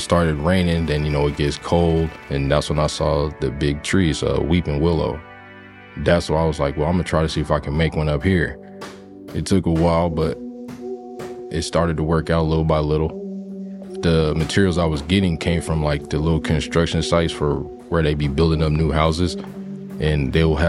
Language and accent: English; San Jose, California, United States; I'm from San Jose, California.